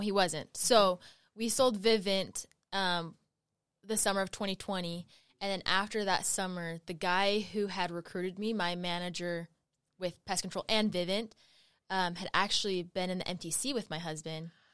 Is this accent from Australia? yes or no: no; Utah, United States; I grew up in Utah County